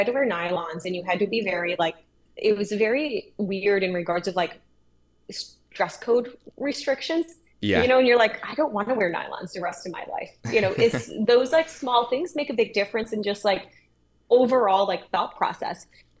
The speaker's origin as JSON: {"language": "English", "town": "Pinconning", "region": "Michigan", "country": "United States", "tie": "born or raised there", "said": "I grew up in a small town in Michigan. It was called Pinconning, which is like a population of, I think, less than 12,000. Or not 12,000, 1,200. It was super tiny, one stoplight."}